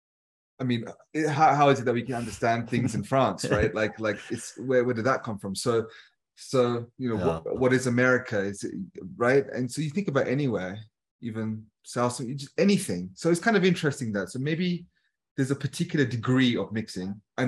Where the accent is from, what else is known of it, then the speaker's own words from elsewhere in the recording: United Kingdom; I'm British and people are like, but you're brown